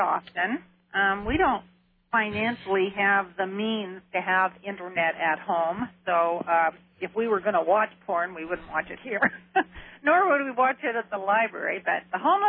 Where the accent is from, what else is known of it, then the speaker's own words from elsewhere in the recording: Canada; now in Multnomah County, Oregon, United States; I've just gotten my right to vote because I'm from Canada.